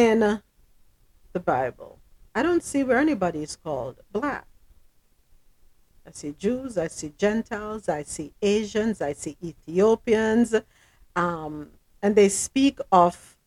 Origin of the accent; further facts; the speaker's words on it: Jamaica; moved away as an adult; now in United States; I'm Jamaican